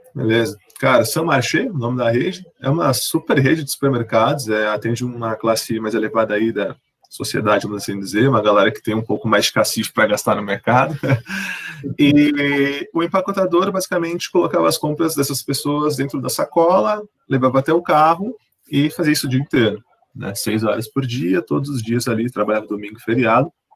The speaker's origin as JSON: {"language": "Portuguese", "region": "São Paulo", "country": "Brazil", "tie": "born or raised there", "said": "nascido e criado e residente do Jardim Ângela"}